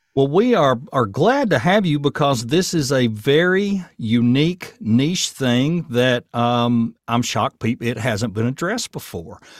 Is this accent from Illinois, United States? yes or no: no; Murfreesboro, Tennessee, United States; also born or lived in Chamblee/Doraville, Georgia / Nashville, Tennessee; now in Portland, United States; the Murfreesboro I grew up